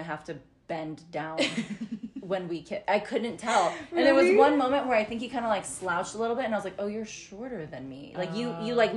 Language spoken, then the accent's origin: English; United States; now in Mexico; I'm American